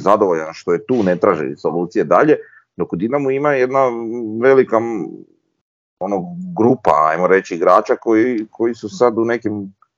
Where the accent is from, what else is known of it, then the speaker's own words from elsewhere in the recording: Croatia; mi smo Hrvati, ja sam Hrvat.